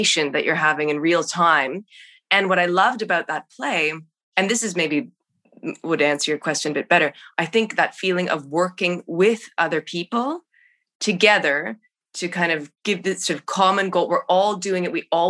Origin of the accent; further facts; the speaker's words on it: Canada; moved away; being Canadian, trying to get to the States